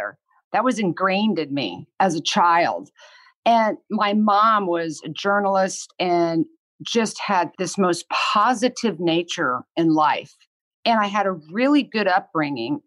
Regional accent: Kansas, United States; moved away; I grew up in Kansas and I had two amazing parents

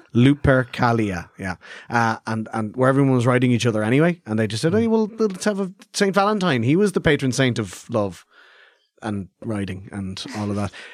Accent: Clondalkin, Leinster, Ireland; I grew up in Clondalkin

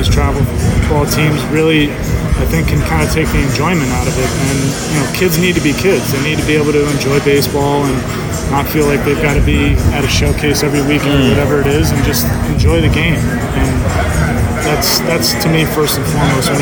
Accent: New Jersey, United States; also born or lived in Vermont; where I grew up in New Jersey

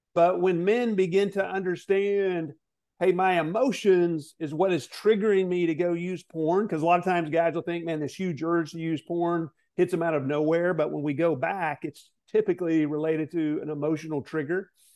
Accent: Arkansas, United States; also born or lived in Southern California; I was born in Southern California, grew up in Arkansas

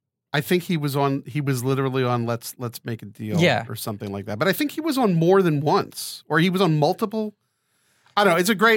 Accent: United States; In Los Angeles. And it was funny because I was, you know, I'm from New York.

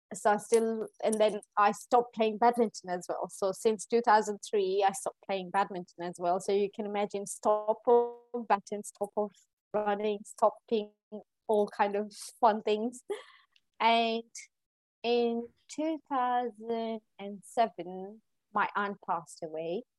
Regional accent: Eldoret, Uasin Gishu County, Kenya; moved away as an adult; now in London, United Kingdom; I was born and brought up in Kenya, in, in Kenya.

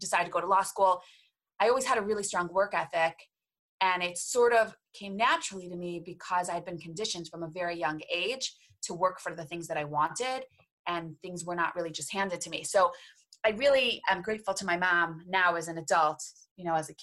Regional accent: Cleveland, Ohio, United States; I'm from Cleveland, Ohio

